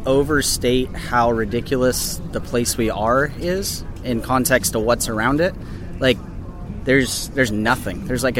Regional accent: San Luis Obispo, California, United States; From San Luis Obispo, California, and I own a brewery called Libertine Brewing Compa

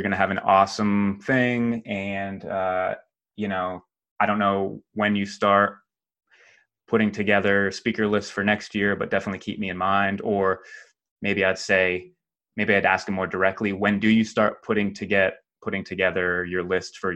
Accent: New England, United States; moved away; I was born and raised in New England, still visit Massachusetts a couple times a year to visit my parents.

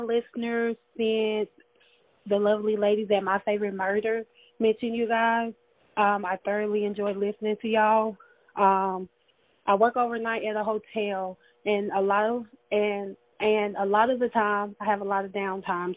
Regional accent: Tupelo, Mississippi, United States; I'm from Tupelo, Mississippi

